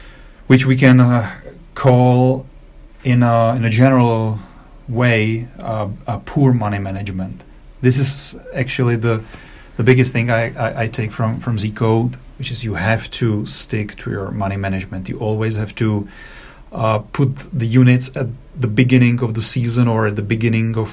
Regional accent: Czechia; I'm from Czech Republic. I live in Prague

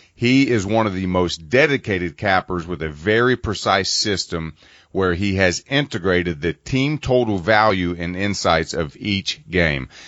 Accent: Cincinnati, Ohio, United States; I'm from Cincinnati

